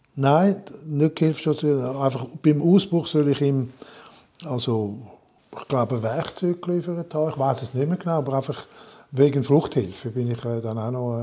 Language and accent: German; Montreux, Vaud, Switzerland; moved away; also born or lived in Dietikon; Montreux, in meiner Heimatstadt